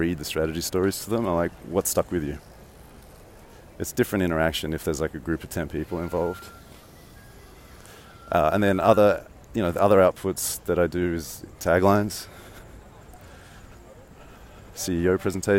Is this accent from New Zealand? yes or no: no; Australia; accent: Australian; moved away; I'm Australian